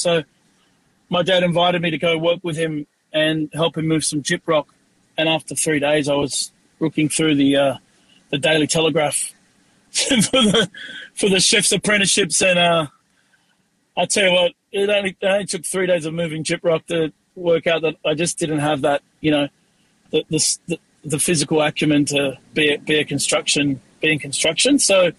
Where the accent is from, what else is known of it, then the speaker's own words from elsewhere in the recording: Australia; I got to play with some really great growing up in Australia.